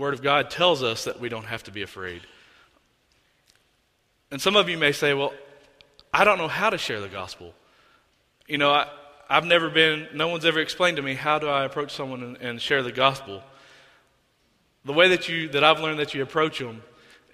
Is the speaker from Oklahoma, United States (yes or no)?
yes; Oklahoma, United States; I'm from Oklahoma